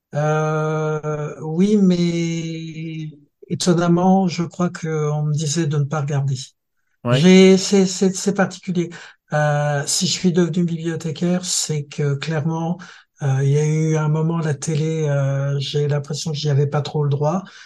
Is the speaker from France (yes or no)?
yes; Thionville, Grand Est, France; étant Mosellan, nous, on a une particularité dans, si tu veux, j'ai grandi à Thionville